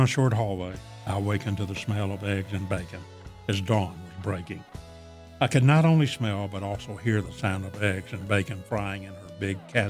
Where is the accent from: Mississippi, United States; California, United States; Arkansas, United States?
Arkansas, United States; moved away as an adult; being a kid growing up in Arkansas